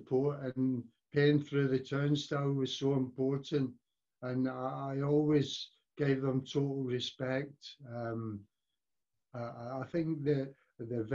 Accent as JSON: {"language": "English", "town": "Glasgow", "region": "Scotland", "country": "United Kingdom", "tie": "born or raised there", "also_born_or_lived": "Manchester", "moved": "yes", "said": "I was born and brought up in the Gobbles in Glasgow"}